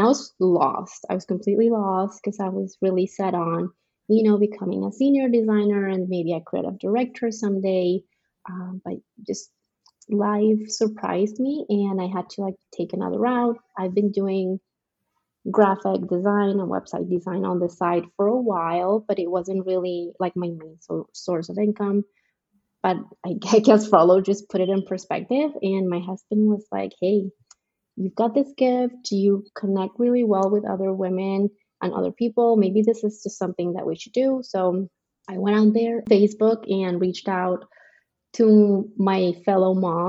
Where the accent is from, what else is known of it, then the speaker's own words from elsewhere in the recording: Colombia; moved away as an adult; now in Frisco, United States; I am from Colombia. That's in South America, not the state, in case you're wondering. I've been in the States for, it's going to be 10 years now.